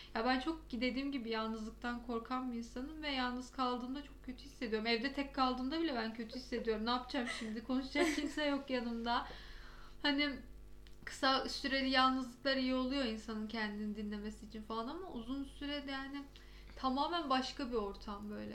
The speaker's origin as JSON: {"language": "Turkish", "region": "Istanbul", "country": "Turkey", "said": "Ben İstanbullu olarak bile şu an donuyorum Ankara'da"}